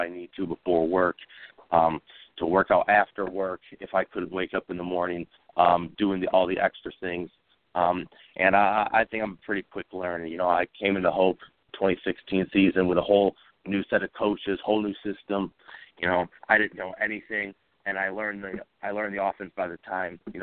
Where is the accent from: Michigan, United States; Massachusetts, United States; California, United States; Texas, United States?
Michigan, United States; I was born and raised in Michigan. I'm from a small town